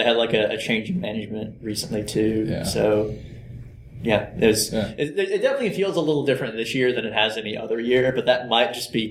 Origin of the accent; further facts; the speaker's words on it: Alabama, United States; even though we're from Alabama.